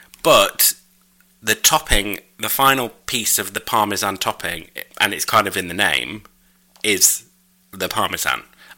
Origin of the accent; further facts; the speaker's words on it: York, Yorkshire and the Humber, United Kingdom; I went past through York on the train. I didn't get off on my hometown. I mean, I love where I'm from, and I'm proud of it